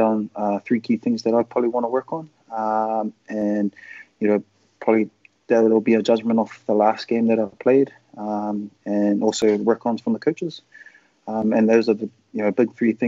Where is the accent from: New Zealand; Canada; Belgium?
New Zealand; Auckland; moved away as an adult; I was from Auckland and from New Zealand.